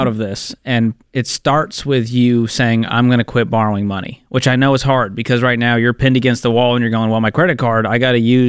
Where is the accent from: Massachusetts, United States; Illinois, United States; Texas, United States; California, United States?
Massachusetts, United States; Boston; my hometown of Boston, Massachusetts.